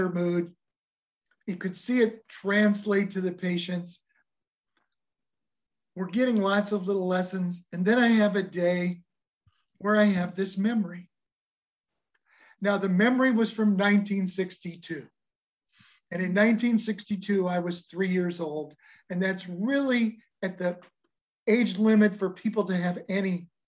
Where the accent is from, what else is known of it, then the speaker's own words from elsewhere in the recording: Nebraska, United States; we're from Nebraska.